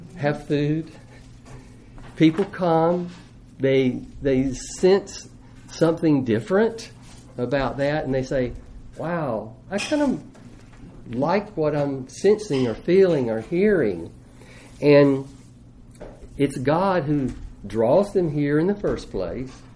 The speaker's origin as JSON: {"language": "English", "country": "United States", "said": "as an American"}